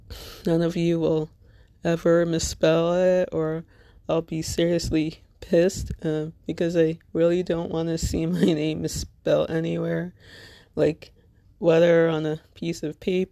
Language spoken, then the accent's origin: English; Little Ferry, New Jersey, United States; I'm from Little Ferry, New Jersey, which, if you're not familiar with, it's in Bergen County, neighboring town between Hackensack and Teaneck